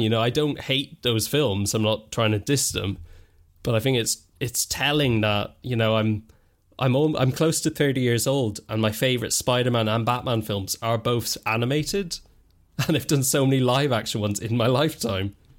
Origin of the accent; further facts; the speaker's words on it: Ireland; I grew up in Ireland